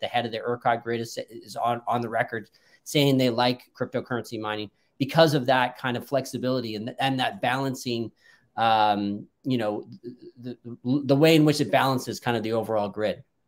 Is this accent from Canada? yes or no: yes; Canada; I'm actually Canadian